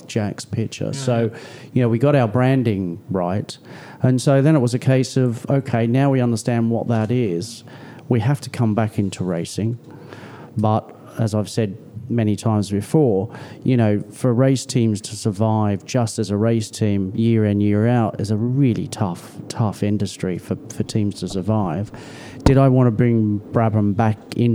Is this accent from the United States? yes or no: no; Australia; now in United Kingdom; I was born here. I was raised in Australia. I've spent more time here in the UK